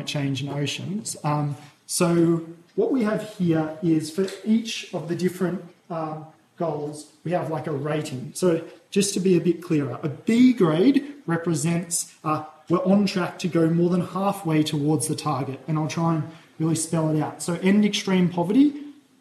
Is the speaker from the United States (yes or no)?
no; Australia